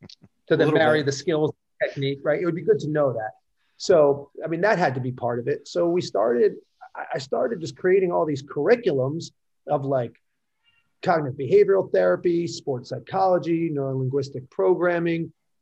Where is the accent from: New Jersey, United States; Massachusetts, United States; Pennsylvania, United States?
New Jersey, United States; Fair Lawn; my hometown of Fairlawn, New Jersey